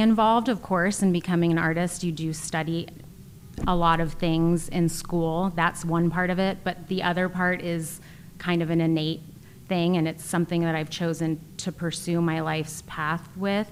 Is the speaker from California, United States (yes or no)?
yes; East Bay, California, United States; moved away as an adult; also born or lived in China; I am a California girl, uh, born and raised in the East Bay